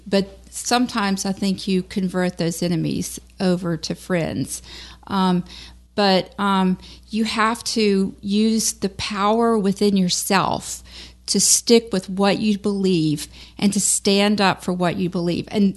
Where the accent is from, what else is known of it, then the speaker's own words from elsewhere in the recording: Baton Rouge, Louisiana, United States; moved away; Baton Rouge, you know, my hometown